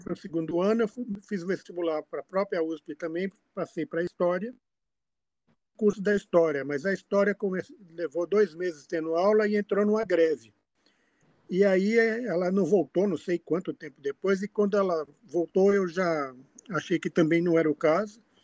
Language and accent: Portuguese; São Paulo, Brazil; born or raised there; also born or lived in Fortaleza, Ceará, Brazil